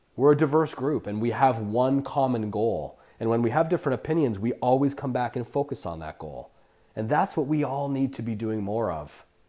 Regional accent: Canada; now in Los Barriles, Mexico; I'm Canadian

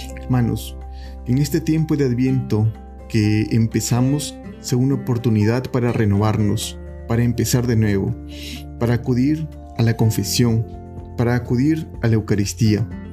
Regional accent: Peru; nosotros, como cristianos, como peruanos

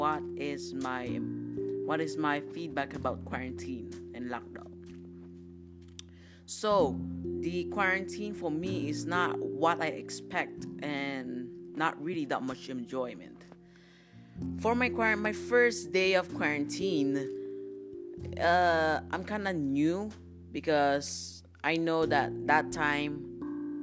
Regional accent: Philippines; moved away; my home country, which is the Philippines

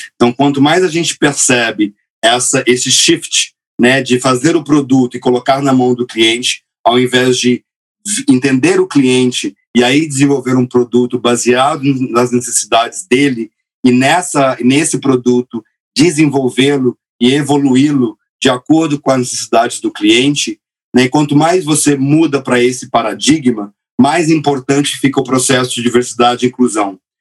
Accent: Minas Gerais, Brazil; moved away as an adult; also born or lived in Silicon Valley; Eu sou de Minas Gerais, onde eu cresci

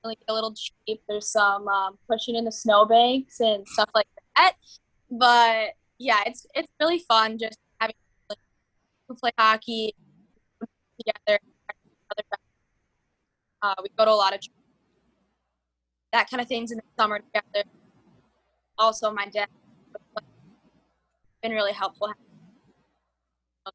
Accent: Minnetonka, Minnesota, United States; growing up in Minnetonka

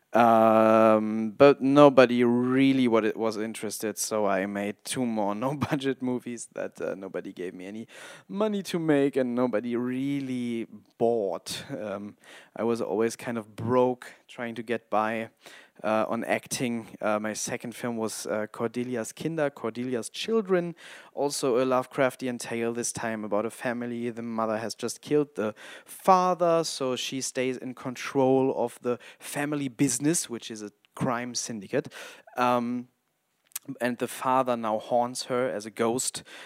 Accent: Hamburg, Germany; English is a second language; also born or lived in Wolfenbüttel, Lower Saxony; I'm a filmmaker from Hamburg

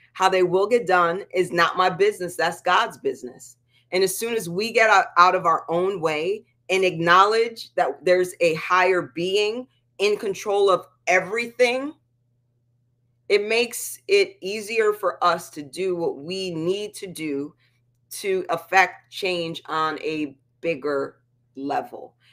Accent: East Coast, United States; moved away; I'm from the East Coast where you can get in a car and drive forty-five minutes to an hour to get to a beach

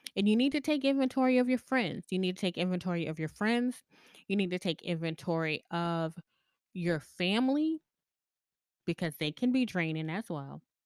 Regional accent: the South, United States; I grew up in the South

